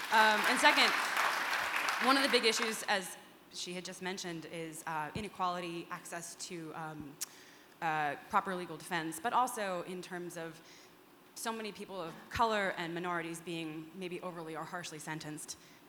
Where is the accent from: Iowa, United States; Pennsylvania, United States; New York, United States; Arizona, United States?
New York, United States; now in Seattle, United States; I live here in Seattle, but I'm originally from New York